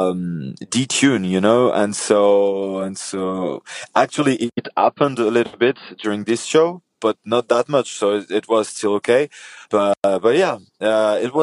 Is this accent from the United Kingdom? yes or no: no; Paris, Île-de-France, France; now in south of France, France; I was born in Paris. Nowadays, I live in the south of France